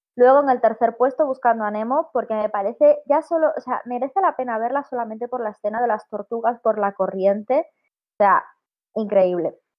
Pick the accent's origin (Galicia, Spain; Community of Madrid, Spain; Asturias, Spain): Galicia, Spain; Vigo; moved away as an adult; yo soy de Vigo, llevo aquí un año, esto no es mi pueblo, pero vivo en un pueblo ahora mismo